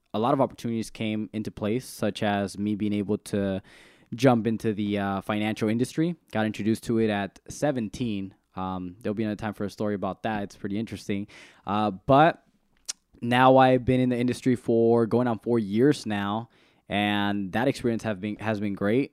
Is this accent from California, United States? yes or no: yes; Salinas, California, United States; I'm from the east side of Salinas